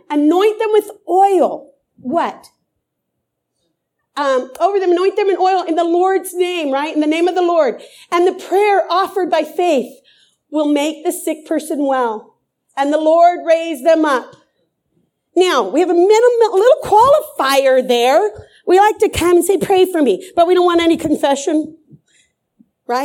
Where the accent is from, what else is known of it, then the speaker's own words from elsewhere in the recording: Croatia; But I'm from Croatia, so we're so blessed to have them.